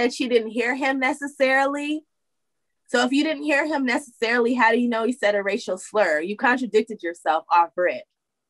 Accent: United States; And we're like 8, 9, 10 generations deep, but we're not American.

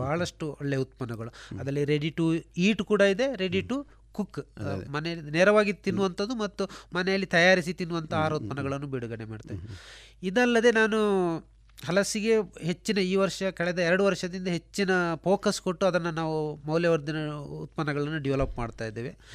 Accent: Dakshina Kannada, Karnataka, India; ನಮ್ಮ ದಕ್ಷಿಣ ಕನ್ನಡದಲ್ಲಿ

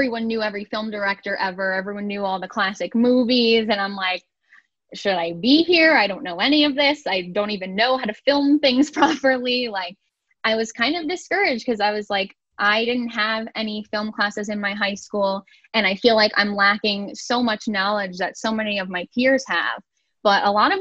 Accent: Valley Stream, New York, United States; moved away as an adult; now in Buffalo, United States; I'm originally from Long Island. The town that I'm from is called Valley Stream

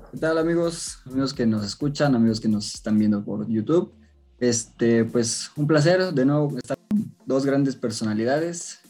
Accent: Mexico; nosotros como mexicanos

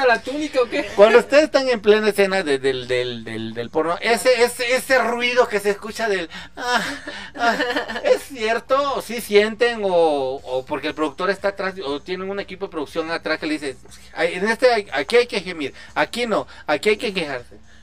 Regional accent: Chiapas, Mexico; estoy de Chiapas

